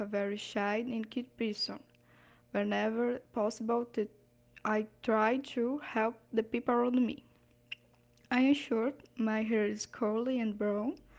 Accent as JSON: {"language": "English", "town": "Ipatinga", "region": "Minas Gerais", "country": "Brazil", "tie": "born or raised there", "second_language": "English", "said": "I was born in Ipatinga, Minas Gerais, where I live even today."}